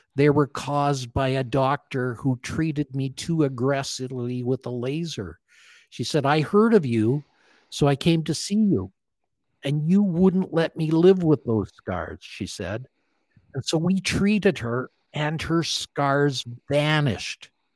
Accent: Calgary, Alberta, Canada; I grew up in Calgary, Alberta, Canada

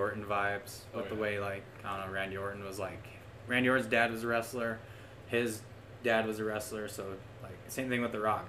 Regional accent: South Dakota, United States; I'm from South Dakota

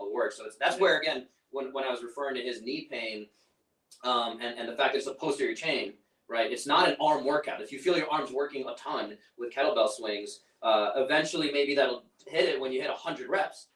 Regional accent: New York, United States; I'm from New York

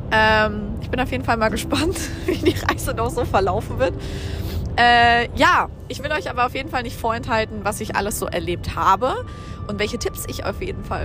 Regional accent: Germany; dass ich ja erzählt habe, ich komme aus Deutschland

